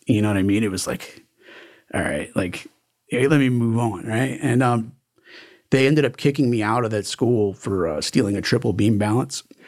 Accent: Miami Beach, Florida, United States; also born or lived in New York; now in Broward County, United States; I came down here when I was, like, three or four years old and, uh, grew up in Miami

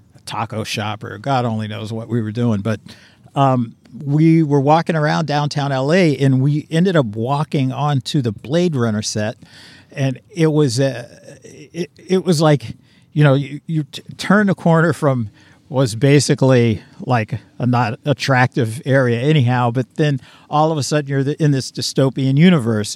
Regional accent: Pittsburgh, Pennsylvania, United States; I'm from Pittsburgh, so back east you find that a lot too

